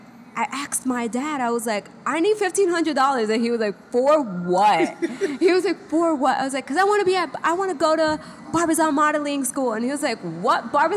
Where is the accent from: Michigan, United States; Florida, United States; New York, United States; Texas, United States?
New York, United States; Brooklyn; also born or lived in Dominican Republic; I was born in Brooklyn.